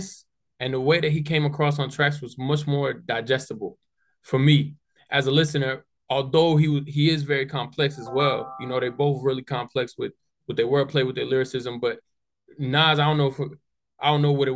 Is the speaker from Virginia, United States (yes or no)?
yes; Falls Church, Virginia, United States; also born or lived in Gainesville, Virginia / Manassas, Virginia; I grew up in a city called Falls Church, which is right out of DC